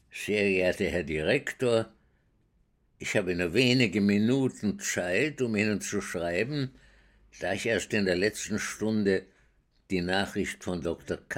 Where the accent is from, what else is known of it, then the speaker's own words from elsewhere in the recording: Vienna, Austria; Ich bin in Wien geboren 1921 und äh, bin dort äh, aufgewachsen in einer jüdischen Gemeinde, die nicht sehr orthodox war